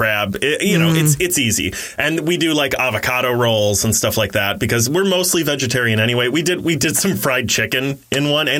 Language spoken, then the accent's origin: English; Ohio, United States; I'm from Ohio.